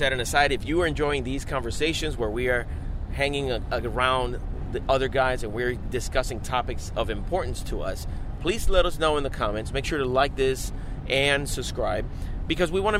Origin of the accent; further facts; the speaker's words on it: Puerto Rico; we grew up in Puerto Rico